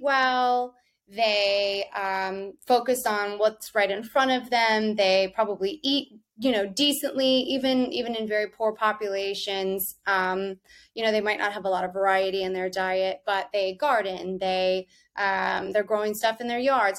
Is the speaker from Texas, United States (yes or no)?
yes; Texas, United States; now in New York, United States; where I grew up was in Texas, right along the border of Mexico